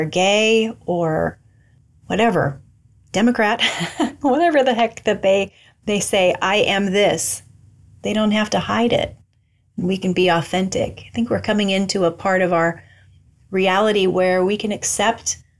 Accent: Albia, Iowa, United States; moved away as an adult; 20 years I grew up in Albia

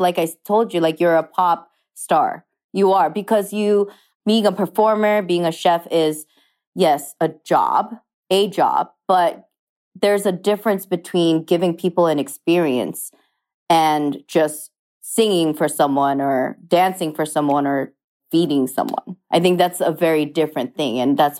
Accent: Japan; English is a second language; So he was there for his job, and that's why I was raised in Japan, but in an international school. My whole life, I went to a French school.

